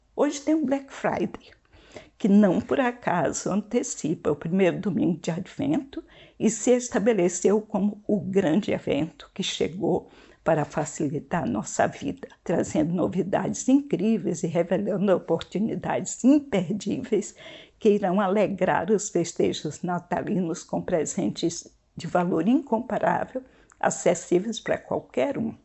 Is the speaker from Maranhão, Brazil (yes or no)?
yes; interior of Maranhão, Brazil; moved away; Sou nordestina e cresci num ambiente que tinha costumes muito diferentes